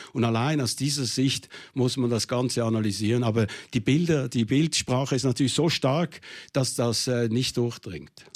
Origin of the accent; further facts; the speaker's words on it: Switzerland; ich als Schweizer Panzersoldat